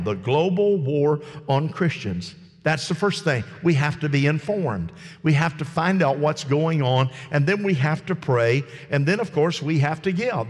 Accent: United States; me as an American

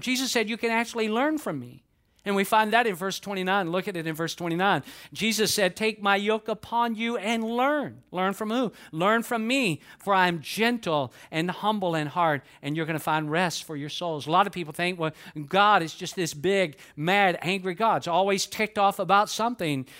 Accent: Atlanta, Georgia, United States; moved away as an adult; now in Lakeland, United States; I was born and raised in Atlanta, Georgia.

